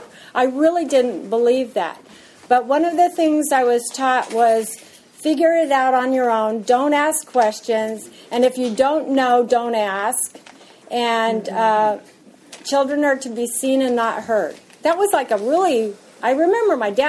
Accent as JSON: {"language": "English", "town": "Yakima", "region": "Washington", "country": "United States", "tie": "born or raised there", "said": "I was born and raised in Washington, in Yakima, Washington"}